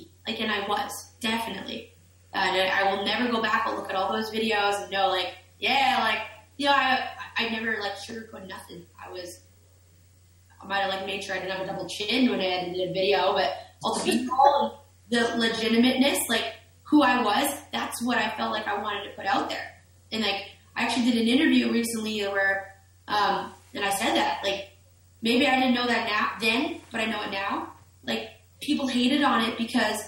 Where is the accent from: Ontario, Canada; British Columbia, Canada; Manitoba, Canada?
Manitoba, Canada; Winnipeg; I'm from Winnipeg